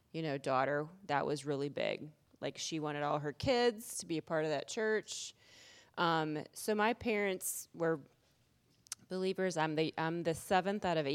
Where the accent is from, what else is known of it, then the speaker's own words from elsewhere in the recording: Iowa, United States; moved away; I grew up in Iowa, about 8 hours away from here